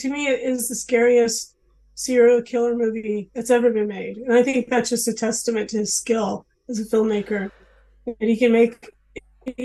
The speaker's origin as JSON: {"language": "English", "town": "Los Angeles", "region": "California", "country": "United States", "said": "I'm from Los Angeles"}